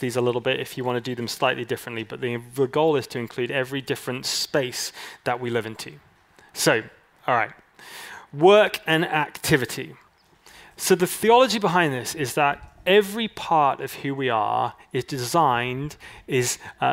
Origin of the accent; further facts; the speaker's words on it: California, United States; I'm Californian